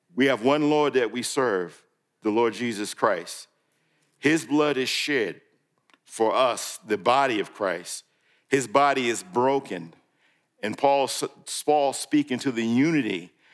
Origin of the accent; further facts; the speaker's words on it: New York, United States; moved away; when I grew up in New York